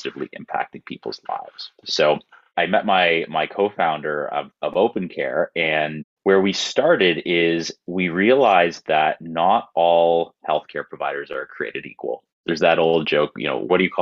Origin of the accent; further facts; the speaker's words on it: Toronto, Ontario, Canada; I'm born and raised in Toronto.